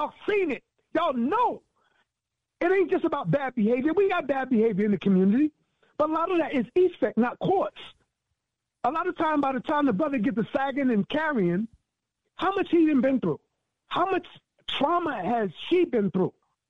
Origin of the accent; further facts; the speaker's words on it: New York, United States; It somewhat surprised me because I remember a little bit different growing up in New York.